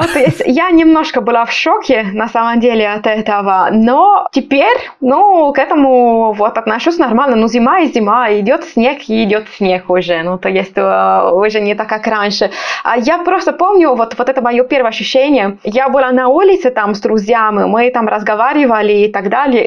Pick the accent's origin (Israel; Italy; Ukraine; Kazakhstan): Italy; Sardinia; Russian is a second language; moved away as an adult; also born or lived in Pisa; now in Moscow, Russia; я с юга, я из Сардинии. Вот мой город находится там прямо у моря